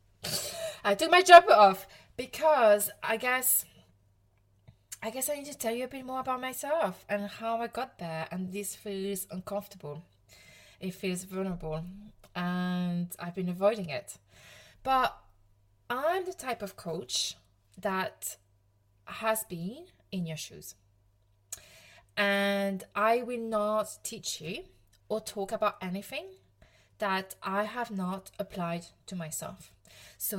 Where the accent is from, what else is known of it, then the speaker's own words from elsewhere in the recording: Provence-Alpes-Côte d'Azur, France; accent: French; English is a second language; moved away as an adult; now in United Kingdom; I'm from the south of France. I'm from Provence